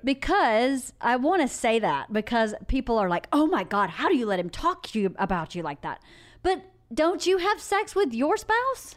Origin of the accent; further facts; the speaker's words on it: Georgia, United States; I'm from Georgia.